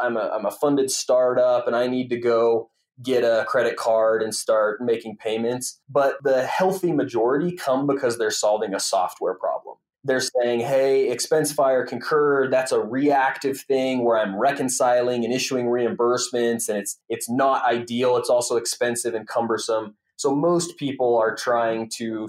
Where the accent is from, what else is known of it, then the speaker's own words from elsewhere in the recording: Winnemucca, Nevada, United States; moved away as an adult; also born or lived in Utah; now in Salt Lake City, United States; I grew up in a small town in northern Nevada, outside of the Reno, Tahoe area. The actual name of the town is Winnemucca